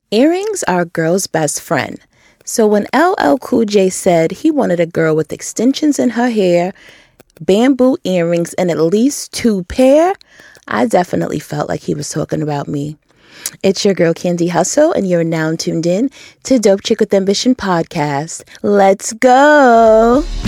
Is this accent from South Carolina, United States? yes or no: no; Rochester, New York, United States; now in Atlanta, United States; I'm from Rochester originally, and it gets really cold